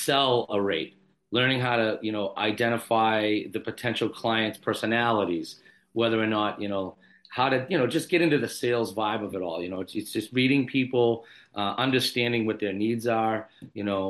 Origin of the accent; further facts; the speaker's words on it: Randolph, Massachusetts, United States; friends of mine that I grew up with in Randolph, Massachusetts, a South Shore guy